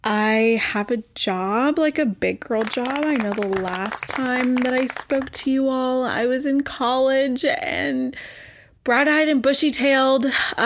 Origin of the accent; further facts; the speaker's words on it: Texas, United States; now in New York, United States; So I live in New York. I came from Texas, and yeah, that's about it.